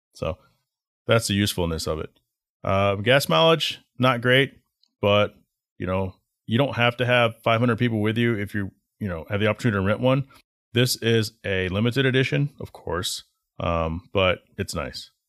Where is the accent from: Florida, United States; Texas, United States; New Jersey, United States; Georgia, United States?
Texas, United States; Garland; moved away; growing up in the Dallas area, Garland, Texas